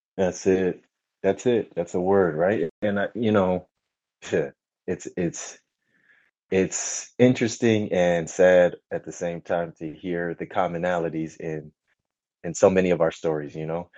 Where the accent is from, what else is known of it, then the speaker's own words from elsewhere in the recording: California, United States; also born or lived in France / Germany / Poland; I was born here along with my two younger brothers um, and grew up out here in California